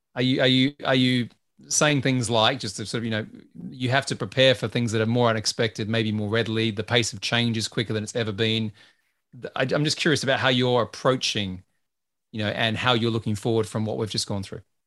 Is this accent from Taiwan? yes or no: no; Australia; I'm Australian